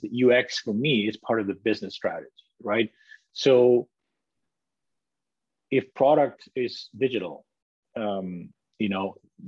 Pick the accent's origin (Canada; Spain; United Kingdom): Spain; moved away; also born or lived in Italy; I was born in Italy. Even though I'm from Spain, I grew up in Spain